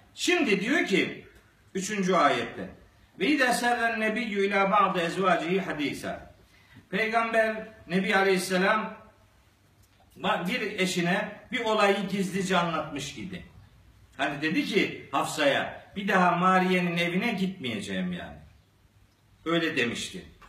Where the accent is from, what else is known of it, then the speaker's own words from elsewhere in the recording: Black Sea Region, Turkey; Bizim Karadeniz'de